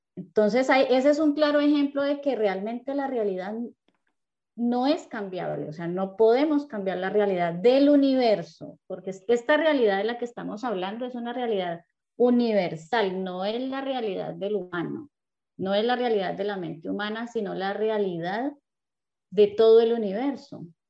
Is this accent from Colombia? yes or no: yes; Cali, Valle del Cauca, Colombia; yo también soy de Cali.